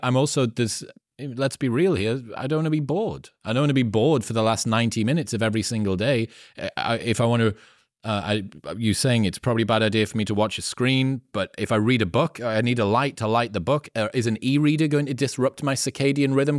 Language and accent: English; Newcastle upon Tyne, North East England, United Kingdom; I'm from Newcastle in the northeast of the UK, which is the last city before Scotland.